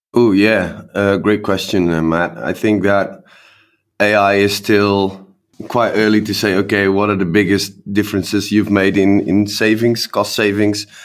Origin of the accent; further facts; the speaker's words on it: Netherlands; we're from the Netherlands